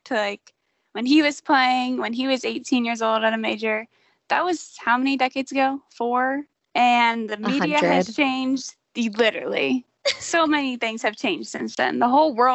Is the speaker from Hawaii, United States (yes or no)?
no; Columbus, Ohio, United States; I was born and raised in Columbus.